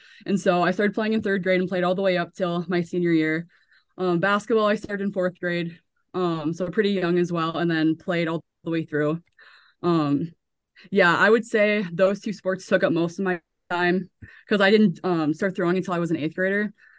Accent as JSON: {"language": "English", "town": "Center", "region": "North Dakota", "country": "United States", "tie": "born or raised there", "said": "A lot of people, I feel like, enjoy growing up in a small town, but like I absolutely loved it."}